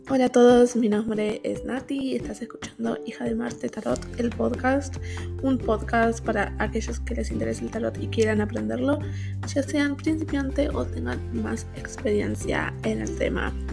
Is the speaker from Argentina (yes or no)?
yes; Buenos Aires, Argentina; moved away as an adult; now in San Francisco, United States; yo soy de Buenos Aires, Argentina, pero estoy viviendo en San Francisco California, Estados Unidos.